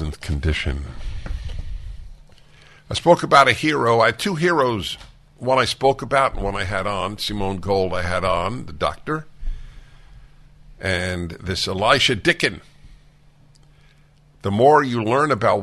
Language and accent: English; New York City, New York, United States; moved away; I grew up with in New York City